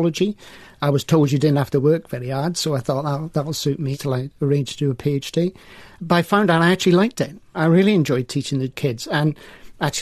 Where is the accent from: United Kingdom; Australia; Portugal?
United Kingdom; Welshpool, Wales; also born or lived in Swansea; my hometown and village of Welshpool.